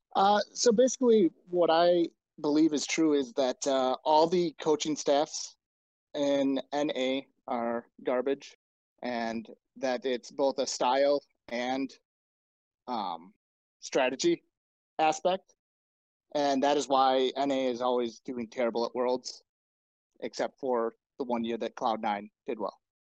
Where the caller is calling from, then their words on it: Oconomowoc, Wisconsin, United States; I am calling from Oconomowoc, Wisconsin